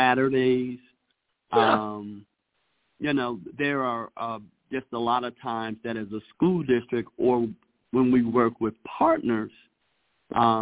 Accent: Chicago, Illinois, United States; now in Denver, United States; I'm originally from Chicago

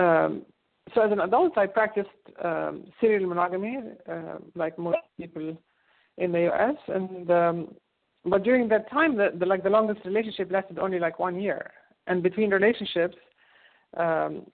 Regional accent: Egypt; moved away; I grew up in Egypt

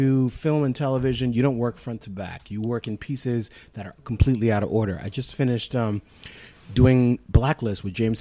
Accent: Harare, Zimbabwe; first language Shona; English is a second language; moved away; also born or lived in Canada / Los Angeles; But I'm from the hood. I'm from Bari.

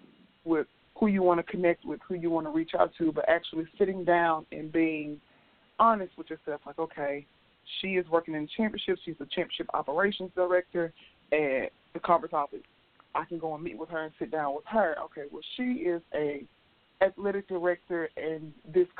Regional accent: Memphis, Tennessee, United States; I am from Memphis, Tennessee, born and raised in the South, went to school in the South

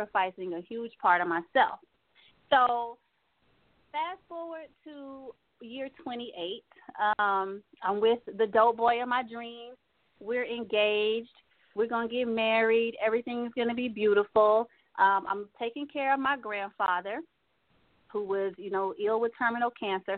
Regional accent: Texas, United States; I'm from Texas

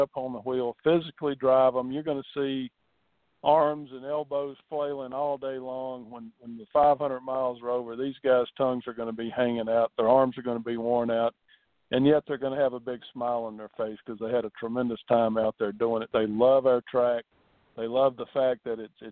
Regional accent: Virginia, United States; moved away; I grew up in Virginia

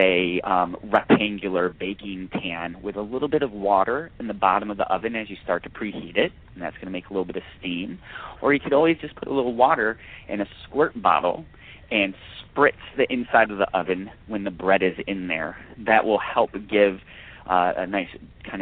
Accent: New York, United States; also born or lived in Georgia / Alabama; now in California, United States; growing up in New York, and I also lived in the South, in Georgia and Alabama for a bit growing up, and then moving out here to California

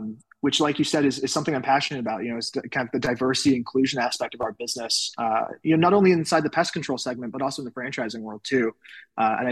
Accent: England, United Kingdom; also born or lived in Salt Lake City area, Utah, United States; now in United States; I was originally born and raised in the United Kingdom. So I was born and raised in England

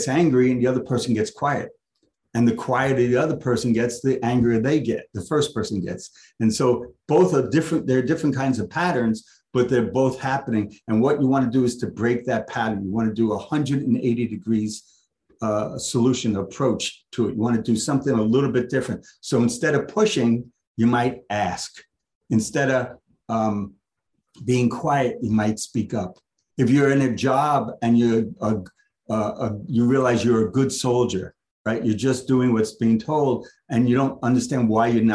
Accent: New York City, New York, United States; I'm from the Lower East Side

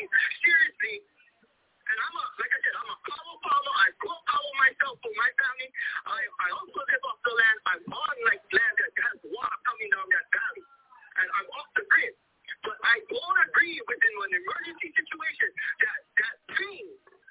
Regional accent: Hawaii, United States; I'm Hawaiian. I grow cattle

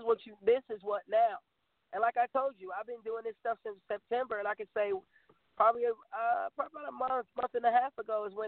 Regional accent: Hampton Roads, Virginia, United States; I'm from Hampton Roads

